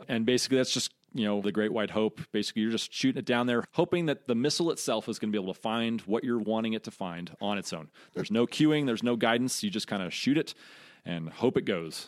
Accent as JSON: {"language": "English", "region": "Colorado", "country": "United States", "tie": "born or raised there", "said": "So I'm originally from Colorado. Grew up there"}